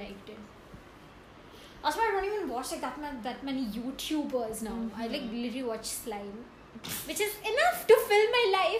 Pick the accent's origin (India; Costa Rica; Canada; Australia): India; I'm from India.